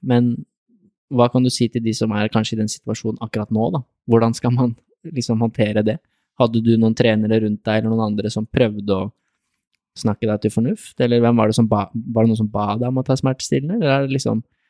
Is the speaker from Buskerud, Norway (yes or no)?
yes; Lier, Buskerud, Norway; Jeg er fra Lier